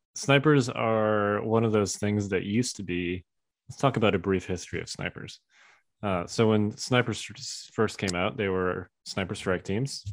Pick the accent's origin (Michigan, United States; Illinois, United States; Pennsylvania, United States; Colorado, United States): Illinois, United States; Chicago; moved away; I grew up in Chicago